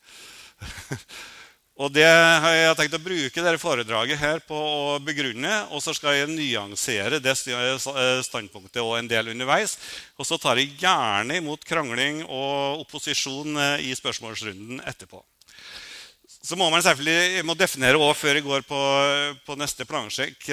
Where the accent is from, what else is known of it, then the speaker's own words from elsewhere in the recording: Røros, Trøndelag, Norway; moved away; also born or lived in Oslo; jeg kommer fra Røros